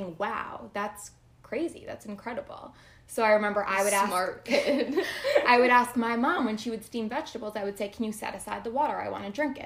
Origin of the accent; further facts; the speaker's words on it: New Jersey, United States; moved away; I am from New Jersey originally.